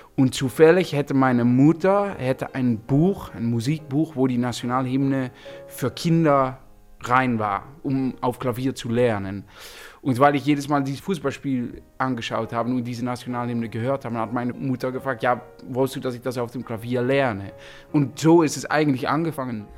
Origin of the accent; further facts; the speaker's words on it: Netherlands; German is a second language; wir sind Holländer